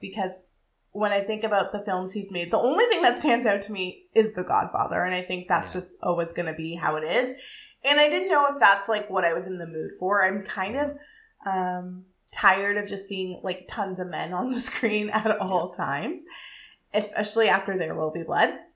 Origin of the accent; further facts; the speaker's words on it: Ottawa, Ontario, Canada; I grew up in Ottawa, but I was a Canadian kid in that time